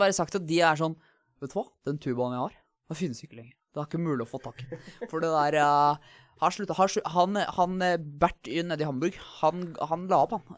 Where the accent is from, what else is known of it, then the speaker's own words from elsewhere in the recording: Asker, Akershus, Norway; Jeg kommer fra Asker, uh, nærmere bestemt Hvalstad